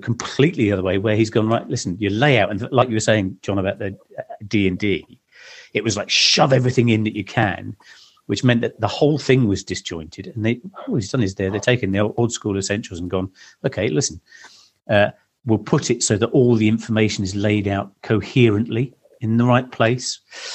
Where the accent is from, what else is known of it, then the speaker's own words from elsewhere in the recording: Suffolk, East of England, United Kingdom; I grew up in Suffolk.